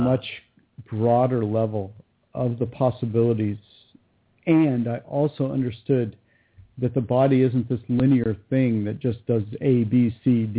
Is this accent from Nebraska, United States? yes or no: no; California, United States; born there; now in Montana, United States; No, I was born in California, Southern California.